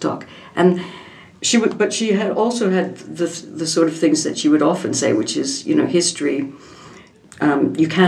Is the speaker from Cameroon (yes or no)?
no; Canada; now in United Kingdom; being Canadian